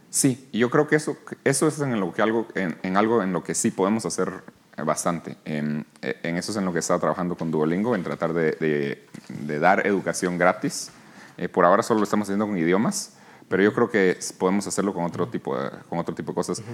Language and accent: Spanish; Guatemala; moved away; also born or lived in New York, United States; aquí nací, aquí crecí, en Guatemala